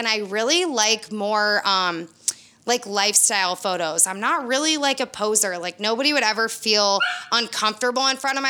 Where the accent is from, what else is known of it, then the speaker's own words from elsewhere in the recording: Michigan, United States; moved away as an adult; now in Florida, United States; born and raised in Michigan